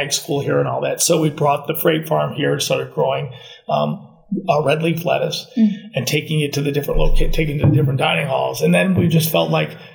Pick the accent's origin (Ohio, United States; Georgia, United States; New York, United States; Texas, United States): New York, United States; moved away; I'm originally from New York, and I mean, we recycled everything when I lived in New York